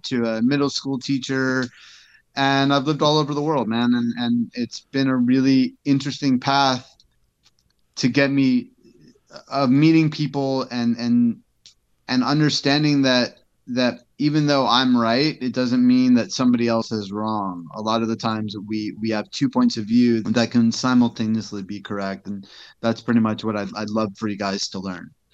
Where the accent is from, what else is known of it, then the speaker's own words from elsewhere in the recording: New York, United States; moved away; I'm from New York